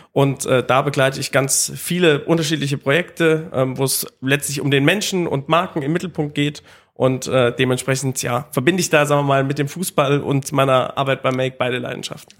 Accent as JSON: {"language": "German", "town": "Dieburg", "region": "Hesse", "country": "Germany", "tie": "born or raised there", "said": "Ich bin auch gebürtiger Hesse, also ich bin bei Darmstadt groß geworden"}